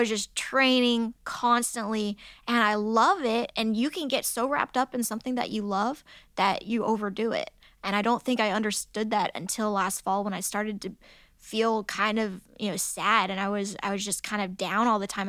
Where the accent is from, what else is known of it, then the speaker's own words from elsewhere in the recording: United States; growing up in America.